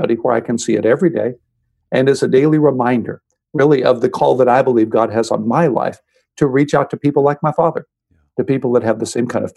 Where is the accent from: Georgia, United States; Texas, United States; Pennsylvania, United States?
Texas, United States; Houston; I grew up in Houston, Texas, the older of two brothers